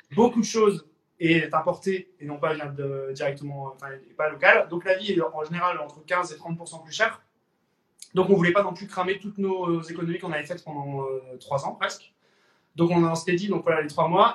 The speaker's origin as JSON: {"language": "French", "town": "Lille", "region": "Hauts-de-France", "country": "France", "moved": "as an adult", "lives_now": "French Polynesia", "said": "je suis originaire de Lille, dans le Nord"}